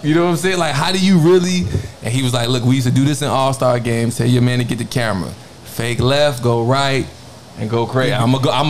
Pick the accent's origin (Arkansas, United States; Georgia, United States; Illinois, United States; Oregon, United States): Illinois, United States; Chicago; moved away; I'm from Chicago, bro.